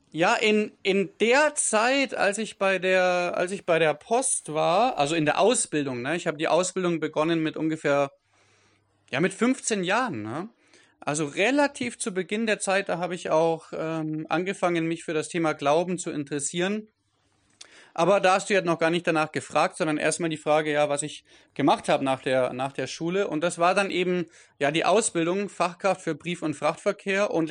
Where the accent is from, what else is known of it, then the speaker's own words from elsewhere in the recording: Kissing, Bavaria, Germany; now in Thailand; Ja, und ich komme aus Deutschland, das stimmt. Also im Moment in Thailand lebhaft, ähm, lebend, sagt man. Und genau, ursprünglich komme ich aus Augsburg, aus der Nähe von Augsburg. Kissing heißt der kleine Ort, so 10.000, 11.000 Einwohner